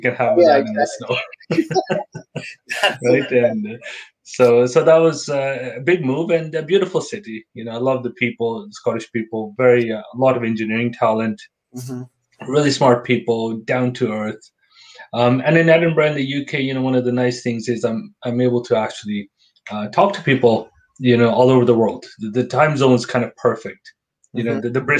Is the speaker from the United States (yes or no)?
no; Calgary, Alberta, Canada; moved away as an adult; also born or lived in Toronto; now in Scotland; I'm born and raised in Calgary